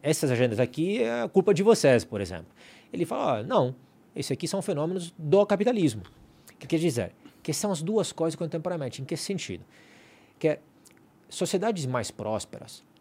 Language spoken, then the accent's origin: Portuguese; Italy; now in Brazil; eu sou italiano